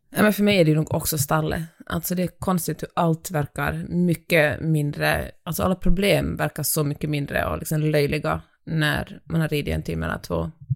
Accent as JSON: {"language": "Swedish", "country": "Finland", "moved": "yes", "lives_now": "Sweden", "said": "jag kommer från Finland"}